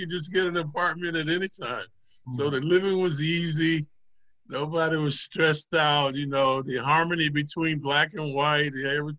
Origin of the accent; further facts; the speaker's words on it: Atlanta, Georgia, United States; moved away as an adult; also born or lived in New York; I'm from Atlanta, Georgia